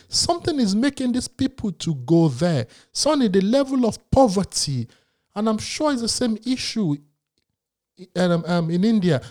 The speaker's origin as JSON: {"language": "English", "region": "Lagos", "country": "Nigeria", "tie": "born or raised there", "said": "I was born in Lagos"}